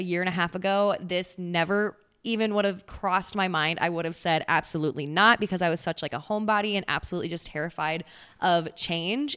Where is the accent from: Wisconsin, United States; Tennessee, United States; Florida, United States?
Wisconsin, United States; Central; moved away as an adult; now in Texas, United States; I'm originally from Central Wisconsin.